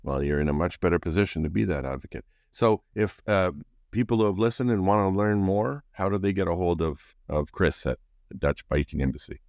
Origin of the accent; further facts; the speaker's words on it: Canada; We're, we're, we're Canadian